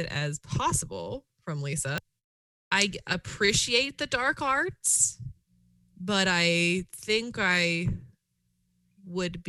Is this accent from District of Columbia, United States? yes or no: no; near Asheville, North Carolina, United States; I'm from North Carolina originally, the mountains out by Asheville. From such a small town, though, that I have to tell you I'm from Asheville because no one has ever heard of the place that I grew up